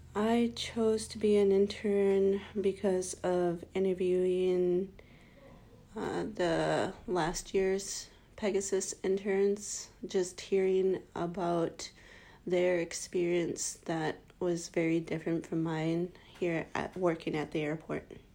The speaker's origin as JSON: {"language": "English", "town": "Deering", "region": "Alaska", "country": "United States", "said": "I am from Deering, Alaska"}